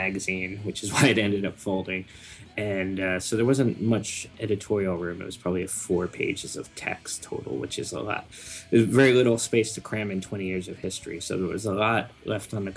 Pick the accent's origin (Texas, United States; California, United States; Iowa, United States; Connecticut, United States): Connecticut, United States; now in Brooklyn, United States; I'm actually from mm-hmm. Connecticut originally, and now I'm in Brooklyn, New York